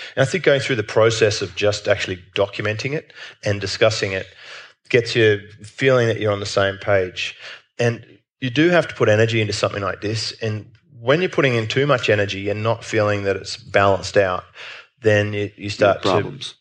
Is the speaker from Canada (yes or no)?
no; Australia; as an Australian